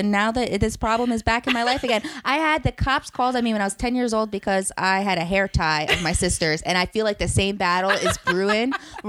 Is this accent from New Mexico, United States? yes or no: no; Lodi, New Jersey, United States; I grew up in Lodi, which is a working class Italian town in New Jersey.